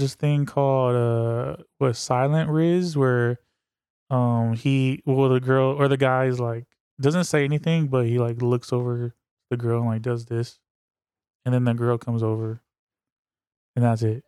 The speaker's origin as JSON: {"language": "English", "town": "Berkeley", "region": "California", "country": "United States", "tie": "born or raised there", "said": "I was born in Berkeley"}